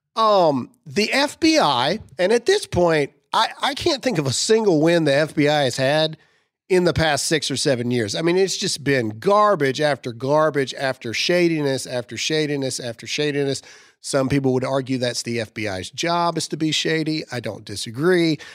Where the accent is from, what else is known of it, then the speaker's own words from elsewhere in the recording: United States; As an American, whether you're a Christian or not, as an American